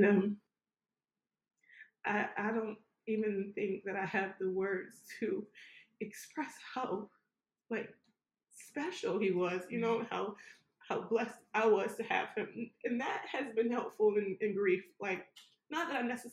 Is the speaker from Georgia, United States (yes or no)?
yes; Savannah, Georgia, United States; I'm from Savannah